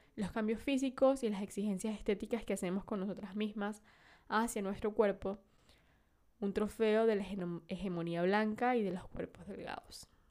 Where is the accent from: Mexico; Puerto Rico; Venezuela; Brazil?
Venezuela; yo nací en Venezuela, el país de las mujeres bellas